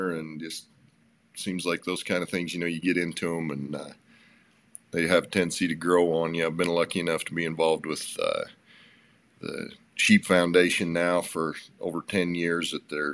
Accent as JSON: {"language": "English", "region": "central Utah", "country": "United States", "tie": "born or raised there", "also_born_or_lived": "Springville, Utah", "said": "I grew up in a little town in central Utah on a ranch, on a sheep ranch, actually"}